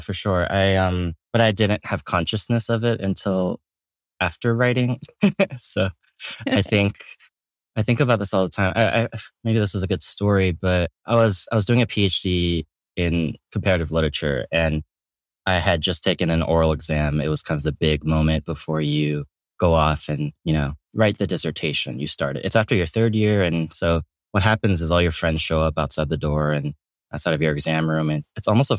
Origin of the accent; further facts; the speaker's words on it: Atlanta, Georgia, United States; moved away as an adult; I grew up in Atlanta, Georgia, in the suburbs.